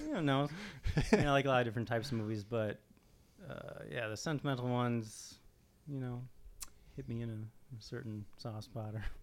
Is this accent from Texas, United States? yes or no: no; Minnesota, United States; So I was born in Minnesota in the 80s.